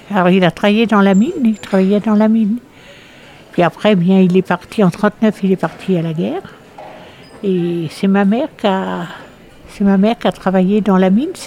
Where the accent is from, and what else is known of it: Trélazé, Pays de la Loire, France; born or raised there; also born or lived in Brittany